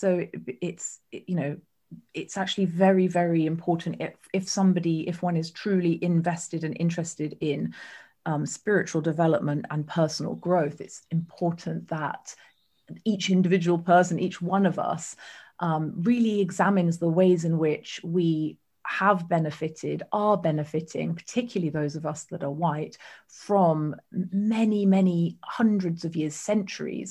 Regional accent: United Kingdom

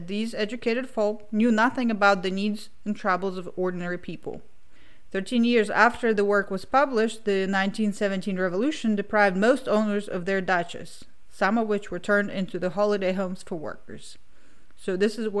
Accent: Kazakhstan; moved away; also born or lived in Russia; growing up in Kazakhstan, when we lived in a suburbia type of thing

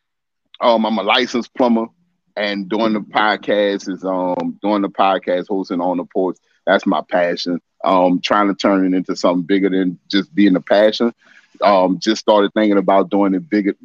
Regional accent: New Orleans, Louisiana, United States; Born and raised here in New Orleans

